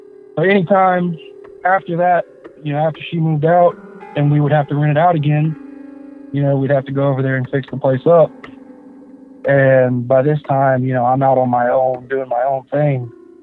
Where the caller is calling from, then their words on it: Warner Robins, Georgia, United States; I live in Warner Robins, Georgia.